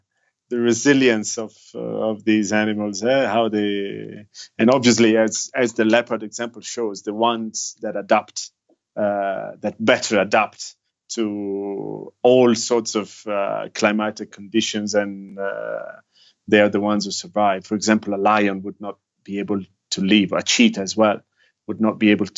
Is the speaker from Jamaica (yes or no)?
no; Milan, Lombardy, Italy; moved away as an adult; I grew up in Italy in a city in the north called Milan, which is quite a big city, actually. Probably Italy's the second biggest.